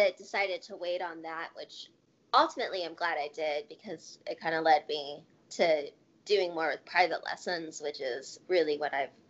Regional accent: Dayton, Ohio, United States; moved away as an adult; also born or lived in Michigan; now in Columbus, United States; so I grew up in Dayton, Ohio.

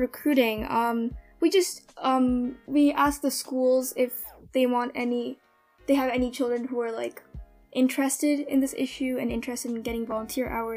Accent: New Jersey, United States; I'm 16 years old, and I'm from New Jersey

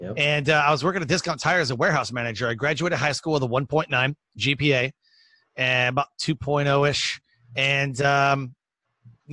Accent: Detroit, Michigan, United States; also born or lived in San Antonio, Texas; now in Goldsboro, United States; I was born and raised in Detroit, Michigan, but I am currently living in North Carolina

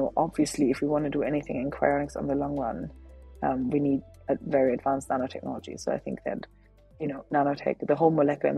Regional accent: Germany; moved away; I grew up in Germany, and that's where I'm from

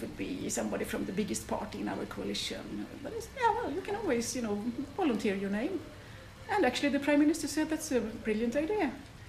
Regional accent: Gothenburg, Västra Götaland, Sweden; English is a second language; In Gothenburg, in Sweden.

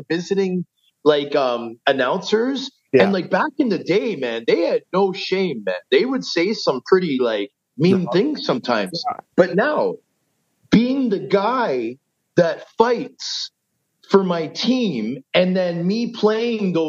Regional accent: Toronto, Ontario, Canada; also born or lived in Vancouver, British Columbia; I was born in Vancouver, but raised in Scarborough.

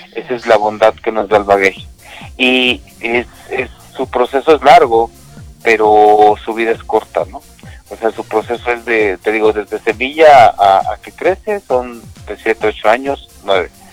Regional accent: Mexico City, Mexico; de la Ciudad de México, nosotros somos de la Ciudad de México

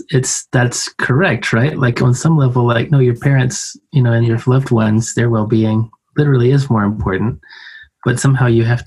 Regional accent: near Savannah and Statesboro, Georgia, United States; I grew up in Georgia in near Savannah and Statesboro. So I'm familiar with the area.

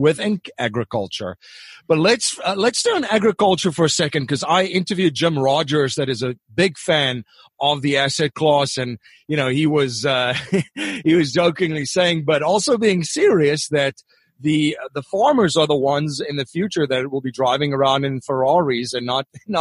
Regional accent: South Africa; growing up in South Africa, on a small holding in between farms

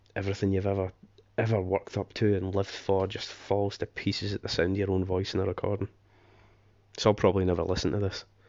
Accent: Scotland, United Kingdom; moved away as an adult; now in England; being s, a Scotsman, I am half English, but, you know, born and raised in Scotland, I've lived in England for nearly seventeen years now, half my life

